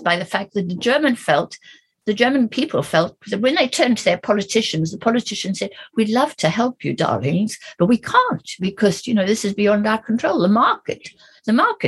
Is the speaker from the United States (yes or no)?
no; South Africa; moved away; I'm an African, I grew up in South Africa